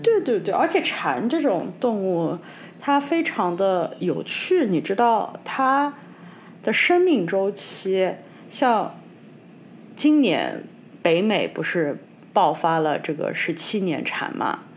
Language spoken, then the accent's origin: Chinese; China; 成长在中国